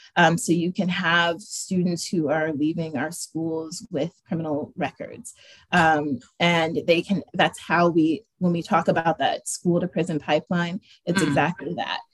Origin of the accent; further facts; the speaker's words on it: Erie, Pennsylvania, United States; also born or lived in Pittsburgh; I was born and raised here in Erie